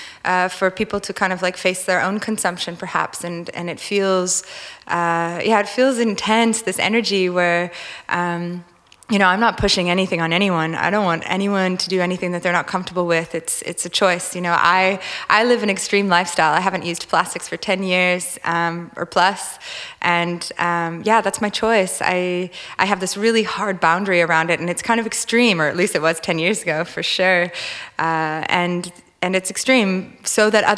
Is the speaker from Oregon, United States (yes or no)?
no; Minnesota, United States; moved away as an adult; also born or lived in California; now in Australia; I grew up in Minnesota, which is known as the land of lakes